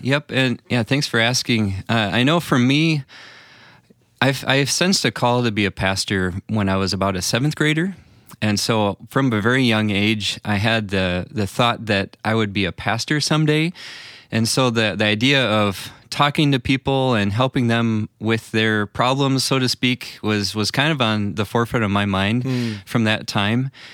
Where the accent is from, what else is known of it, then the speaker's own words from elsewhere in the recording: Illinois, United States; I grew up in the Illinois area